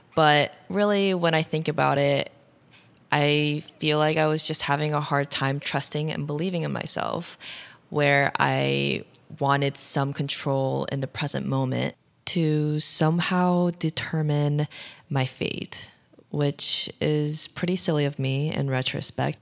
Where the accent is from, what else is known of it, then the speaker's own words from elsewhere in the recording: Ohio, United States; was born and raised in Ohio